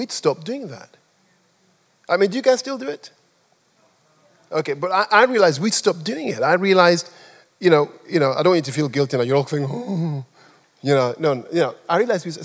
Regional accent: Nigeria; also born or lived in England; now in United Kingdom; I'm a Nigerian

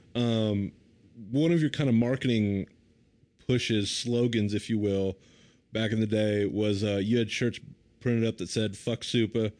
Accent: the American South, United States; a Southerner

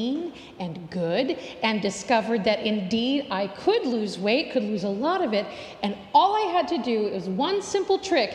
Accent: United States; As an American

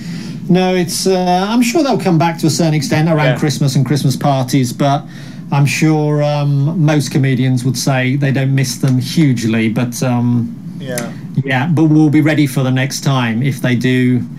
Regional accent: Birmingham, West Midlands, United Kingdom; I grew up in Birmingham

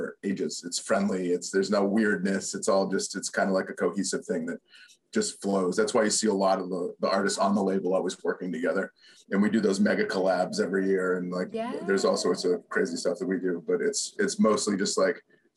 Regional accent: Worcester, Massachusetts, United States; now in Los Angeles, United States; my hometown is famous for something.

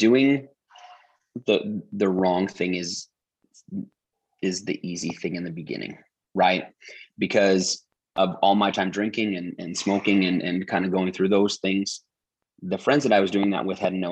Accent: Utah, United States; growing up in Utah, it's church is a little different

